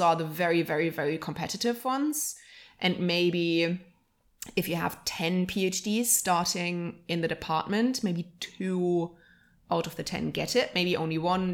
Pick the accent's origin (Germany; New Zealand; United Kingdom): Germany; Halle, Saxony-Anhalt; right now we are recording in our hometown